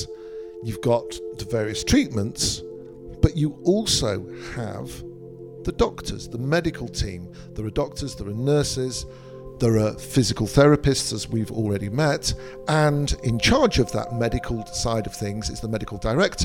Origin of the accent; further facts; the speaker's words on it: Manchester, North West England, United Kingdom; Mark and I grew up in the West, him in London, me in Manchester